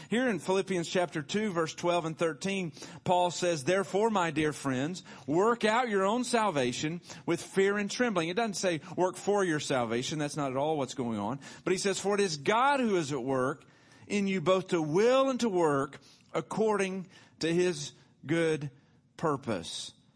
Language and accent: English; Tullahoma, Tennessee, United States; I was born in Tullahoma, Tennessee, Hardin Hospital, nineteen seventy-one.